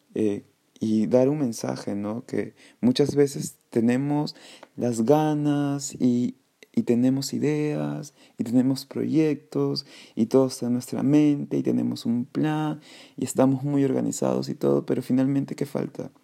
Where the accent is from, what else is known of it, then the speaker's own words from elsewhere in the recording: Callao, Peru; soy peruano, nací en el Callao